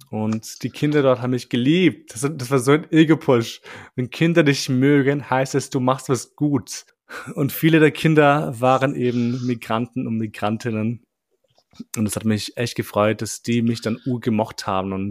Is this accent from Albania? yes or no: yes; Albania; ich bin Albaner und es stimmt.